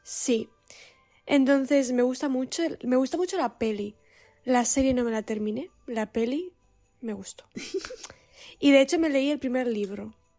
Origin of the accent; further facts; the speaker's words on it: Basque Country, Spain; el San Blas es solo de el área donde, de donde yo soy. No es todo el País Vasco